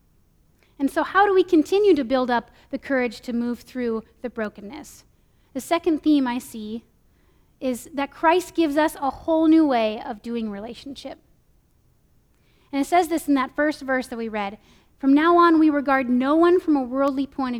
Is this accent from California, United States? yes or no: yes; California, United States; moved away as an adult; also born or lived in Minnesota; I moved from California to Minnesota for college